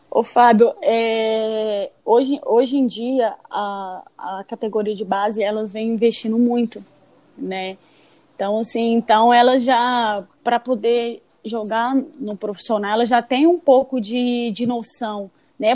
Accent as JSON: {"language": "Portuguese", "region": "Espírito Santo", "country": "Brazil", "tie": "born or raised there", "also_born_or_lived": "Minas Gerais / Natal", "moved": "yes", "said": "nasci em Minas, passei toda a minha infância no Espírito Santo"}